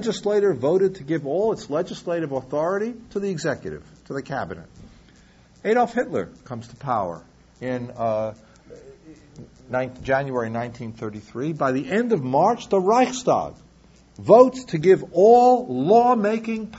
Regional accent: New York, United States; New York, my hometown

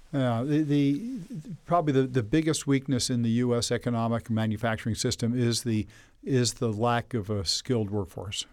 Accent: Elizabeth, New Jersey, United States; born or raised there

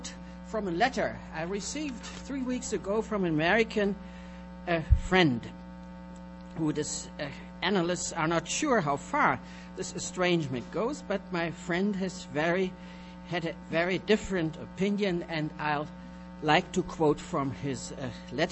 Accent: Neuruppin, Brandenburg, Germany; English is a second language; moved away as an adult; also born or lived in Berlin / Columbus, Ohio; we came from Berlin, but Berlin during the war in 43 was evacuated because of the air raids, and we settled down in a small town, some Germanists may know it, Neuruppin, some 50 miles northwest of Berlin

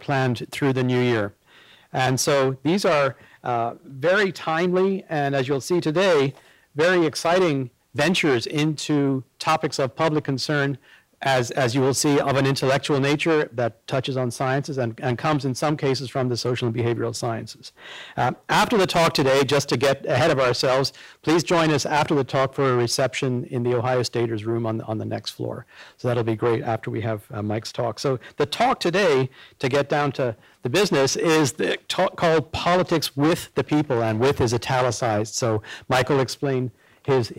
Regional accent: Ireland; moved away; we are both Irish citizens. I by birth

